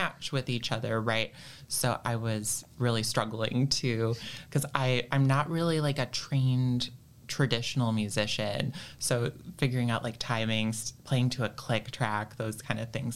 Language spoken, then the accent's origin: English; Ann Arbor, Michigan, United States; I grew up in Ann Arbor